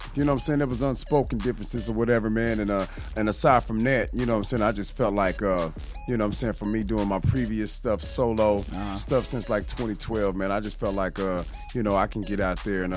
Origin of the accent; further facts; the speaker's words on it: Kansas City, Missouri, United States; I hail from Kansas City, Missouri